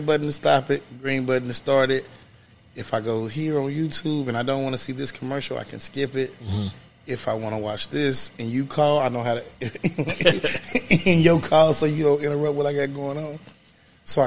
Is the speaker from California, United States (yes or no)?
no; Kansas City, Kansas, United States; I'm originally from Wyandotte County. When I grew up off 1131 Wood